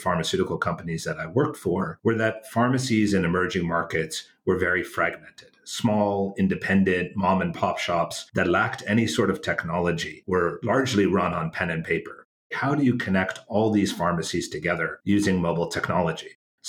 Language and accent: English; Canada; moved away; also born or lived in United States; So I'm actually from Canada originally and went to school in the States